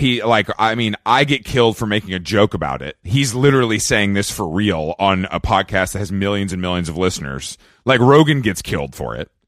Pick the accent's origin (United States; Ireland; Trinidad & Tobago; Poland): United States; Georgia; moved away; I'm from Georgia